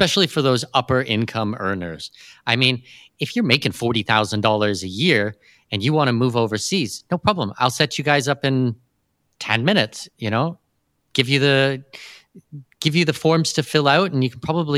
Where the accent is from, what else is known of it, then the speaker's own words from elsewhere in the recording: Canada; I'm probably the least Canadian you'll ever meet